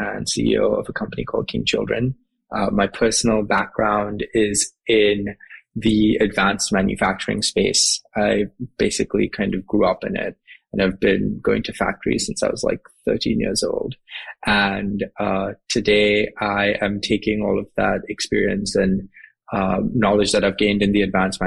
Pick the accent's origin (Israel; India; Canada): India; Mumbai, Maharashtra; moved away as an adult; So I grew up in Mumbai in India. I was in Mumbai until I basically went to college